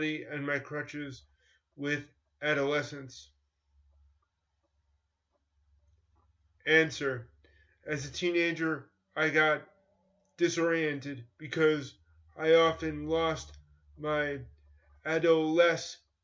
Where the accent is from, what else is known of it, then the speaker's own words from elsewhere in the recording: New York, United States; I grew up in New York in competitive schools where I was mainstreamed in the 1970s and 1980s.